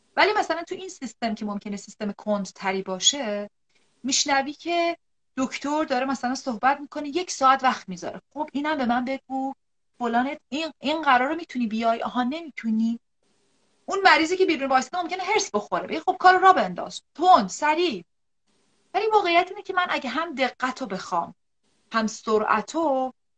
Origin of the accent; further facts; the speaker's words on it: Iran; moved away as an adult; طی این چندین سال خروج از ایرانم